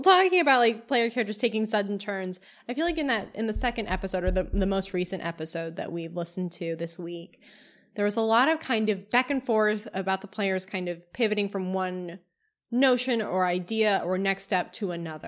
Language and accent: English; Kentucky, United States; I grew up in Kentucky